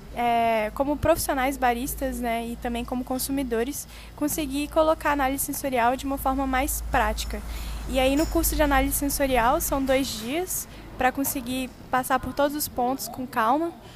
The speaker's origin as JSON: {"language": "Portuguese", "town": "Brasília", "region": "Federal District", "country": "Brazil", "also_born_or_lived": "Australia", "moved": "yes", "lives_now": "Taubaté, Brazil", "said": "eu sou de Brasília"}